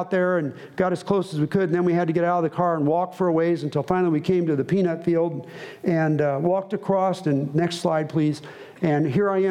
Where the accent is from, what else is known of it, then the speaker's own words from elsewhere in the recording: United States; I'm an American missionary.